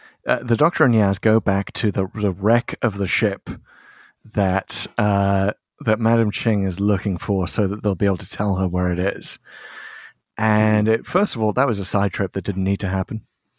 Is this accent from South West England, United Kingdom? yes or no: no; Liverpool, North West England, United Kingdom; So as a Scouser myself, of course Liverpool is kind of steeped in seafaring history.